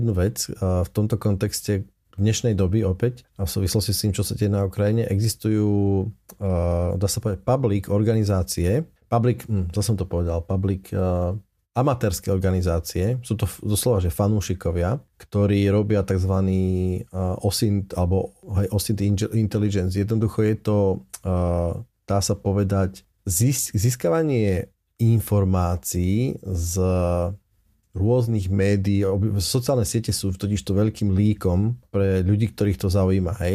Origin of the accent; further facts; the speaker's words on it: Slovakia; my sme no Slováci.